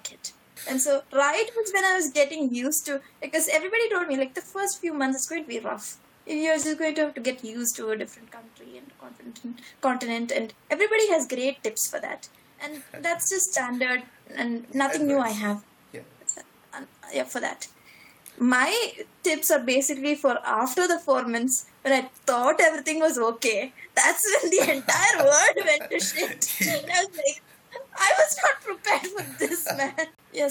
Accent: Kochi, Kerala, India; moved away as an adult; now in Munich, Germany; I come from Kochi, which is like January is 35 degrees. That's how Kochi is.

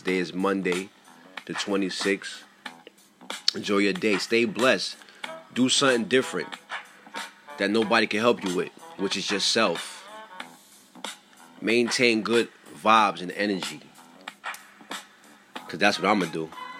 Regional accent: New York City, New York, United States; I'm from Highbridge, Bronx, New York.

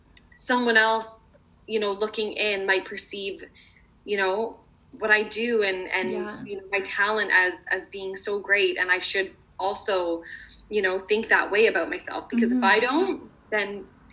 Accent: London, United Kingdom; I actually had a show in my hometown of London.

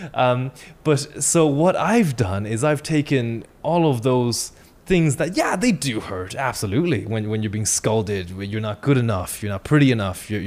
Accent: China; moved away; the way I was raised in China as a kid

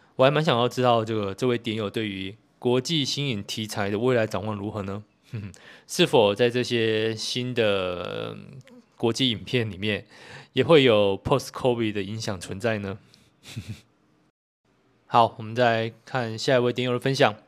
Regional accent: Kaohsiung, Taiwan; also born or lived in Tainan; 身为高雄人

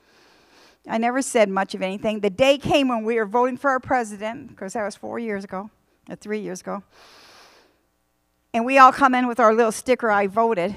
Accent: United States; we are American citizens

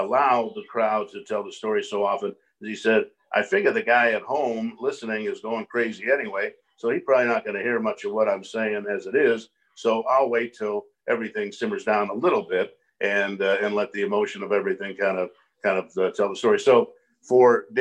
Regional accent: Los Angeles, California, United States; I grew up in Los Angeles

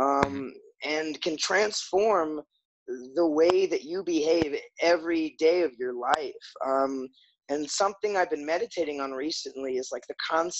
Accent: Florida, United States; also born or lived in Chicago / Wellington, New Zealand; now in Gainesville, United States; I'm from Florida originally

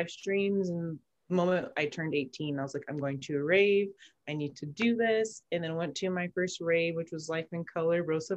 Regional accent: Las Vegas, Nevada, United States; also born or lived in Arizona; I'm originally from Arizona, but I've been in Vegas since third grade, so raised

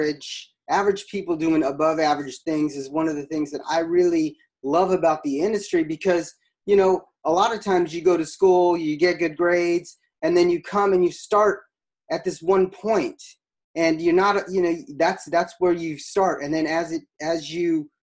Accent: Alaska, United States; I'm from Alaska

